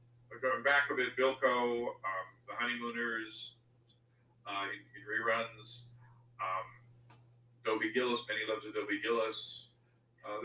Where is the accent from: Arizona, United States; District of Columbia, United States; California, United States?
District of Columbia, United States; D.C.; I grew up outside of Washington, D.C.